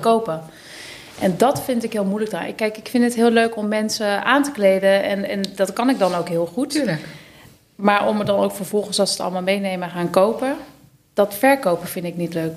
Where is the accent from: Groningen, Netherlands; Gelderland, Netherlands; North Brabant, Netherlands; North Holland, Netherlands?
North Brabant, Netherlands; Schijndel; in Schijndel, dat is in Brabant